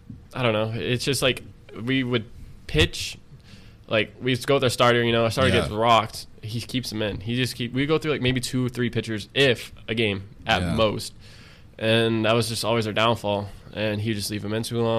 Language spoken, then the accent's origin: English; Dunedin, Florida, United States; also born or lived in Tampa, Florida; now in Austin, United States; Dunedin, which is my hometown of Florida